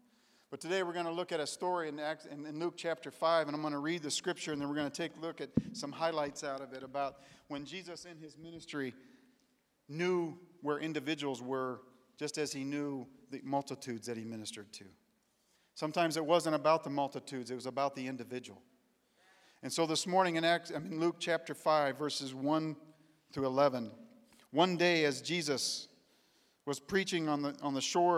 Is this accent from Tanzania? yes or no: yes; Tanzania; also born or lived in Kenya; I grew up in East Africa in the country of Tanzania and Kenya.